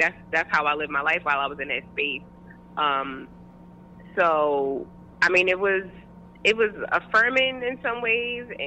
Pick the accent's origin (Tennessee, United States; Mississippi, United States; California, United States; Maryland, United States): Maryland, United States; Baltimore; also born or lived in Brazil / Ecuador; I am from West Baltimore, born and raised, lived here for most of my life.